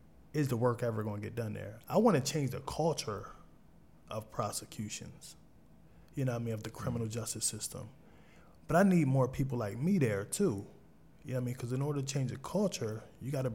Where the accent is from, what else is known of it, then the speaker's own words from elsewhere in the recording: Wilmington, Delaware, United States; I came from Southbridge Projects in 23rd and Jessup